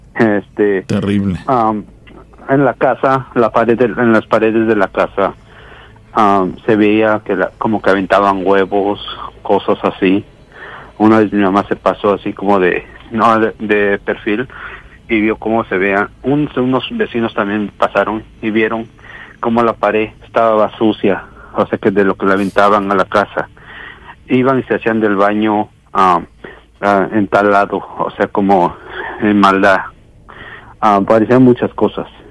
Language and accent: Spanish; Oaxaca, Mexico; also born or lived in Mexico City; soy nacido en la ciudad de México, y pero criado en Oaxaca, pues yo digo que soy de Oaxaca